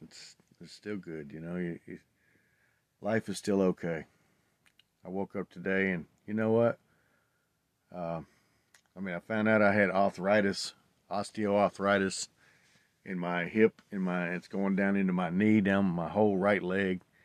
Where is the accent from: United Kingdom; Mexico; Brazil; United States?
United States; Tennessee; I grew up in Tennessee